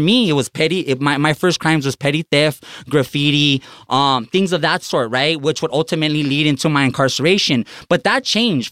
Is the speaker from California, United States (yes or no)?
yes; Los Angeles, California, United States; growing up in East Los Angeles